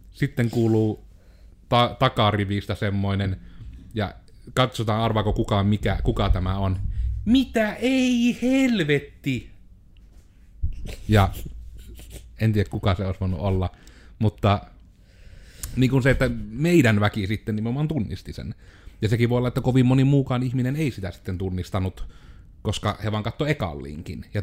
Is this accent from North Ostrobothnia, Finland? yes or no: no; Joensuu, North Karelia, Finland; minähän olen joensuulainen yrittäjä.